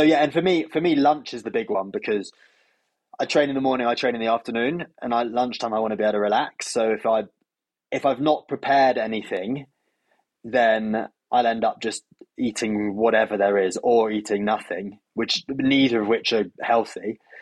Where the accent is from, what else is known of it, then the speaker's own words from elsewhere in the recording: United Kingdom; as I'm British